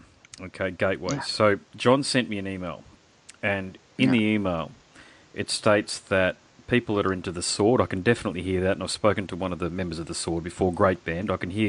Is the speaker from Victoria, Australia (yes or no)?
no; Queensland, Australia; I'm from Queensland, mate.